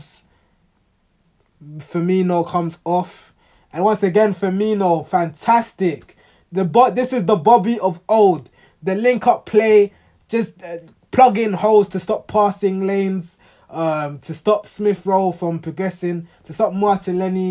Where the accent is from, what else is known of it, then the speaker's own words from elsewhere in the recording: Ghana; I'm Ghanaian